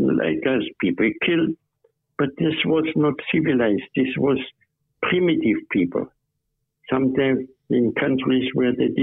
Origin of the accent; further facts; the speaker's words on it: Germany; now in Australia; I used to be German. Now I'm Australian